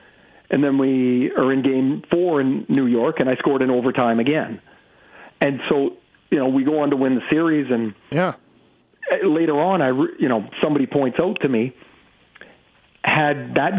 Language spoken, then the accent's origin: English; Trail, British Columbia, Canada; he's from Castlegar, BC, which is 20 miles from where I grew up in Trail. So I'm a little bit older